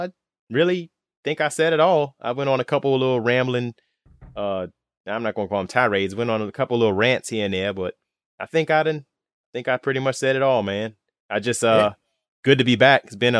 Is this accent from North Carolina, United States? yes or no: yes; Charlotte, North Carolina, United States